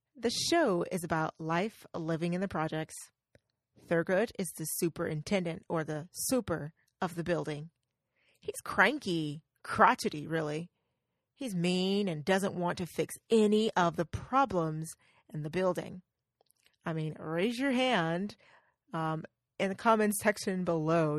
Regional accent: the South, United States; accent: Southern; I'm from the South, so as you know, I'm Southern

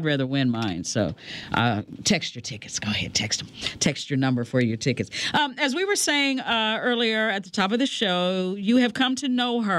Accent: Ohio Valley, United States; now in Indianapolis, United States; I grew up in the Ohio Valley area, and where my hometown was, nobody will know it. But anyway, we were in dual market because we were 50 miles from Cincinnati and 35 miles from Louisville.

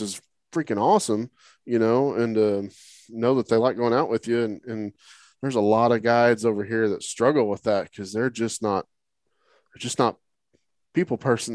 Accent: Oklahoma, United States; now in Texas, United States; I grew up in Oklahoma, you know, so it was all freshwater fishing

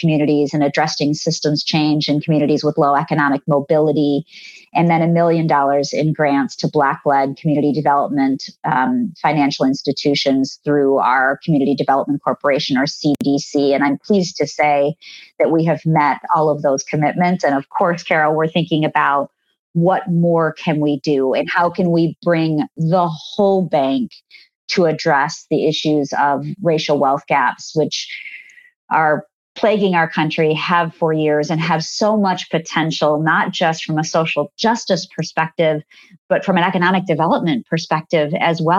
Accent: India; moved away; I was born in India and I have an enormous number of family members there.

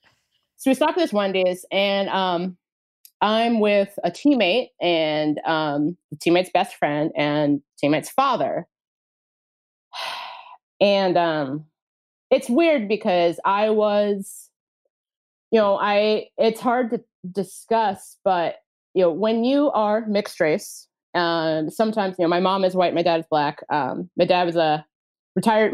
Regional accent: Cincinnati, Ohio, United States; I grew up in Cincinnati, Ohio.

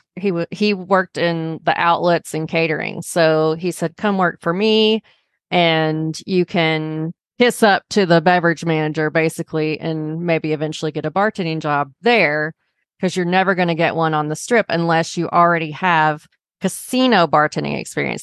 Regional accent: Arkansas, United States; moved away; also born or lived in Chicago; I grew up in Arkansas

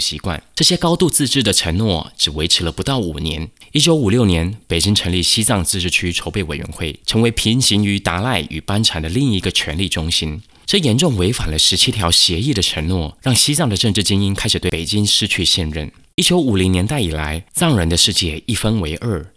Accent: Taiwan; 作为台湾人

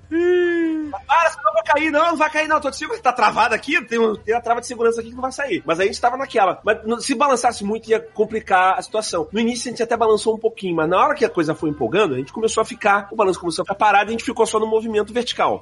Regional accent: Rio de Janeiro, Brazil; eu sou do Rio

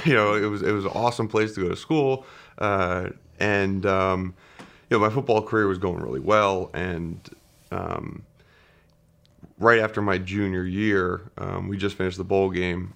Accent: Wayne, Pennsylvania, United States; also born or lived in Saint Louis, Missouri; I was born in Saint Louis, Missouri, and then we moved to, uh, Wayne, Pennsylvania, right outside of Philadelphia, when I was about four years old. So I, I grew up there and went to high school there

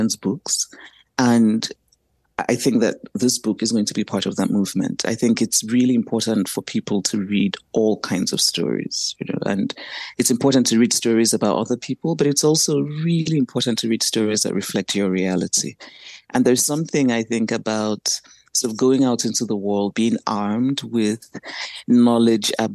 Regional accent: Nigeria; I grew up in Nigeria, grew up on a university campus

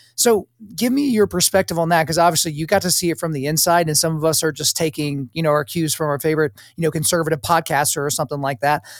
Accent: United States; as an American, as an American with a wife and children

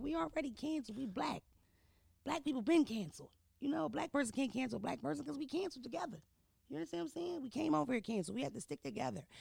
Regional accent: Philadelphia, Pennsylvania, United States; I'm from Philadelphia. I'm not from Baltimore. I'm not from New York City.

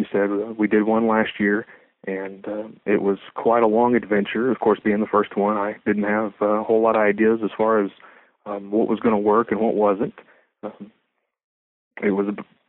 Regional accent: Lubbock, Texas, United States; moved away as an adult; now in Edmond, United States; I've been here for 12 years. I'm actually from Lubbock, Texas

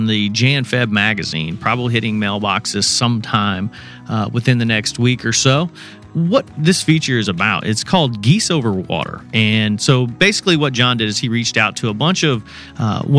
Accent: Indiana, United States; I grew up in Indiana hunting Canadas over, you know, everything from farm ponds to strip pits

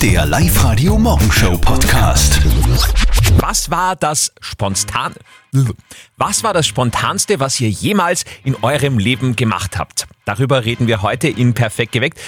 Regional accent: Upper Austria, Austria; bei uns in Oberösterreich

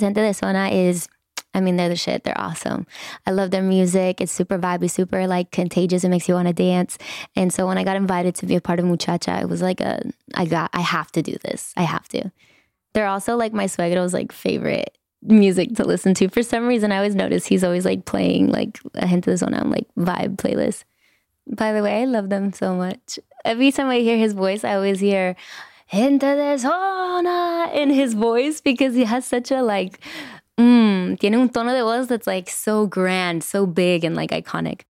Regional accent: Inglewood, California, United States; I was born and raised in Inglewood

